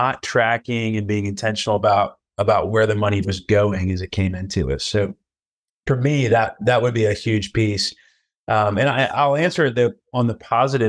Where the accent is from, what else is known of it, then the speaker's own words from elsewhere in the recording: Atlanta, Georgia, United States; now in New Orleans, United States; I'm originally from the Atlanta area and have just moved back with my family to New Orleans.